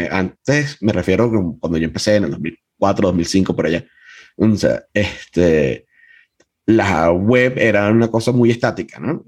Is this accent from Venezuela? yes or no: yes; Venezuela; en eso sí soy muy venezolano